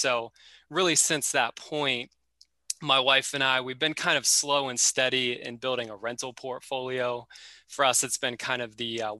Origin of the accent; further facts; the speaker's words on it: Florida, United States; I'm originally from Florida